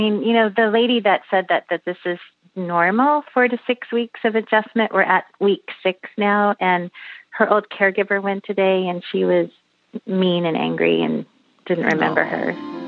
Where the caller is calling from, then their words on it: San Francisco Bay Area, California, United States; I'm calling from San Francisco Bay Area.